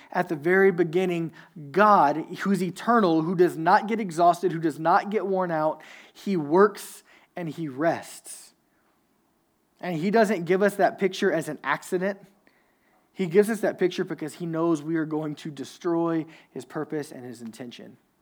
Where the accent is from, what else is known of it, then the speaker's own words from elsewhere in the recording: Louisiana, United States; I'm from Louisiana, so I went to this small Southern Baptist, like, super, super conservative church